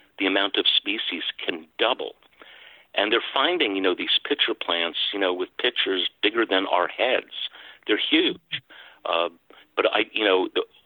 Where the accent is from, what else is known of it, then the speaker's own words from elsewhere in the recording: Pine Barrens, New Jersey shore, United States; right in the town that I grew up in on the New Jersey shore, in the Pine Barrens